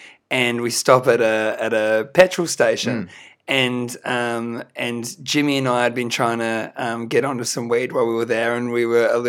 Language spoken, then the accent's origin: English; Australia; We're a band from Australia.